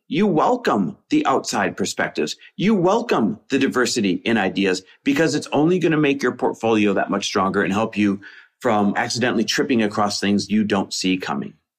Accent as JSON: {"language": "English", "town": "Green Bay", "region": "Wisconsin", "country": "United States", "tie": "born or raised there", "moved": "yes", "said": "my hometown of Green Bay, Wisconsin, where we just bought a lake house"}